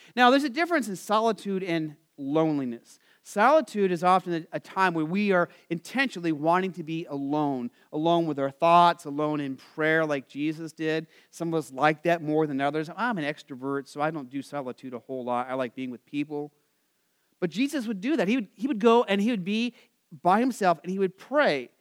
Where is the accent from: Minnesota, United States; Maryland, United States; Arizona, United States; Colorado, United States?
Arizona, United States; I grew up in Arizona